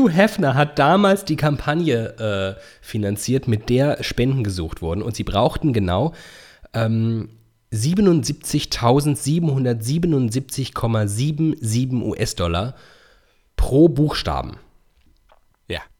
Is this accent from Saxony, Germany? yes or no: no; Iffezheim, Baden-Württemberg, Germany; in oh. meiner Heimat. Äh, auf, in Iffelsheim.